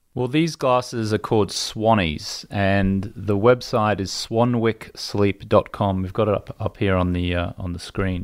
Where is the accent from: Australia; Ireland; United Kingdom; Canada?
Australia; moved away as an adult; now in United States; an Australian kid who'd never been to America